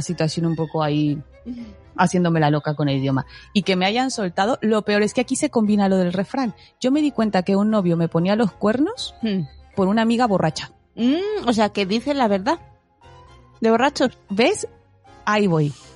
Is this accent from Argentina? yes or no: no; Mexico; como dicen en mi tierra, el nopal pegado en la frente, más cara de, de, mexicana no puedo tener